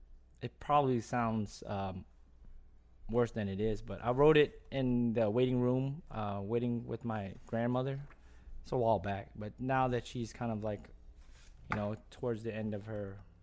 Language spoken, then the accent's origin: English; Louisiana, United States; And I come from the West Bank, which is not even, I wouldn't say New Orleans